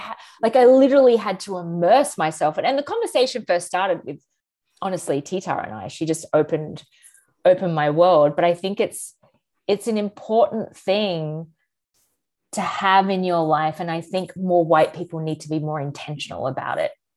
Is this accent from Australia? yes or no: yes; Australia; moved away as an adult; now in United States; as an Australian, you know, moving to America eight years ago